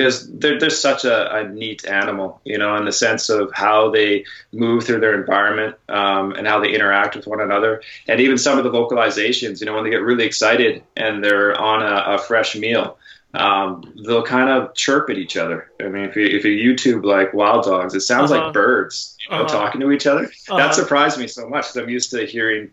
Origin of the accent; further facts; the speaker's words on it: Canada; now in San Diego, United States; as a Canadian